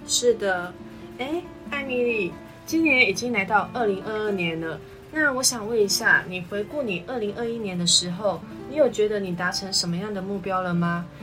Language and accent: Chinese; New Taipei, Taiwan; 我来自于新北市的树林区